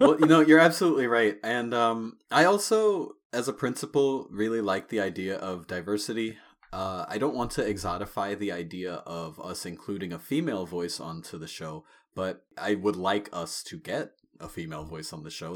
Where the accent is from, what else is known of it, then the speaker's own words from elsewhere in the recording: Long Island, New York, United States; I grew up on Long Island, New York